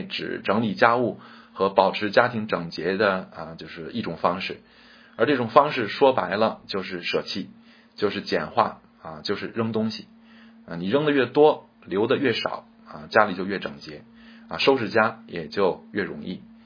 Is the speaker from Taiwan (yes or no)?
no; China; 我们中国人